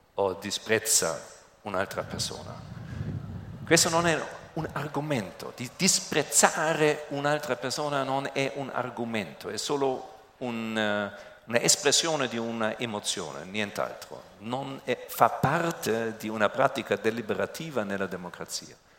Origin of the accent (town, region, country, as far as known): Germany; Italian is a second language